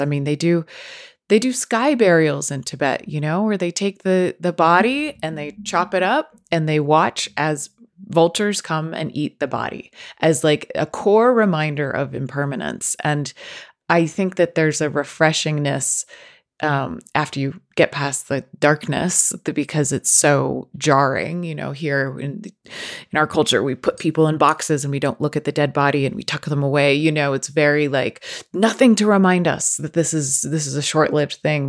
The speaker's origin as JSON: {"language": "English", "region": "Northeast", "country": "United States", "said": "I come from the Northeast"}